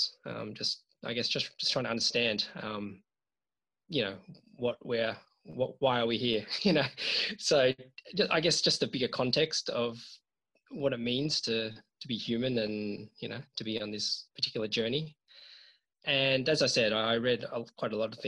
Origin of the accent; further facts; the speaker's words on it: Australia; I was born in Australia, but my parents are from Hong Kong and China. So they moved here in the 1970s, to start a new life. And I was fortunate enough to be born in Australia. And I've lived here all my life.